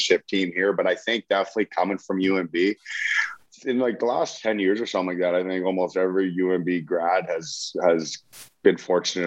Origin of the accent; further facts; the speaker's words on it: Fredericton, New Brunswick, Canada; also born or lived in Halifax; I grew up and I was from Fredericton, but I went away at 16 to play junior hockey